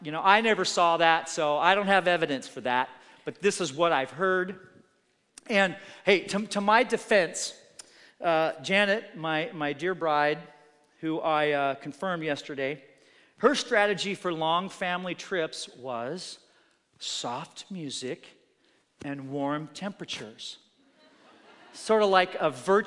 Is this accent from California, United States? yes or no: no; Oregon, United States; growing up in Oregon